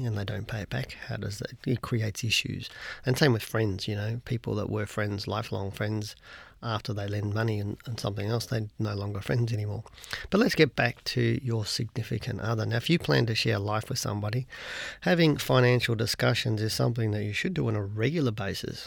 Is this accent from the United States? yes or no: no; Australia; as an Australian